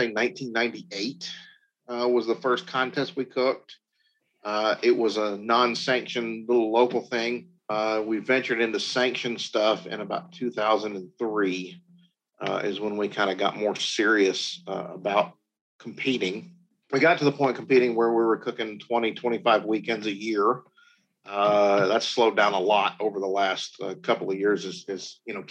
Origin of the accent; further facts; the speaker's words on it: the South, United States; Growing up in the South